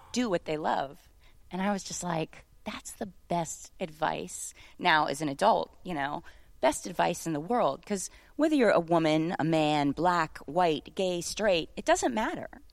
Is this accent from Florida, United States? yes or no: yes; St. Petersburg, Florida, United States; I'm just a little girl from Saint Petersburg, Florida